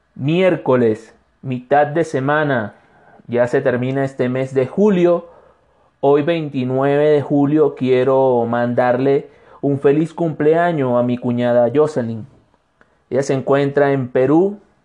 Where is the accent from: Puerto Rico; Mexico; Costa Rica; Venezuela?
Venezuela; moved away as an adult; now in Cuenca, Ecuador; soy un venezolano de Ecuador